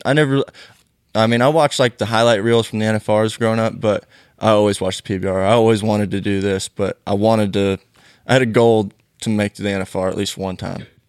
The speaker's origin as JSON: {"language": "English", "town": "Canby", "region": "Oregon", "country": "United States", "tie": "born or raised there", "said": "I grew up in Canby, Oregon"}